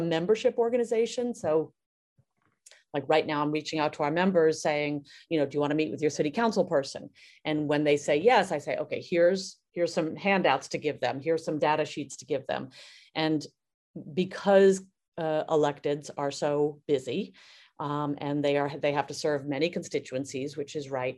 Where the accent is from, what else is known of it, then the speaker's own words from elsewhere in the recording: New York City, New York, United States; I grew up in Brooklyn, and I trained as a dancer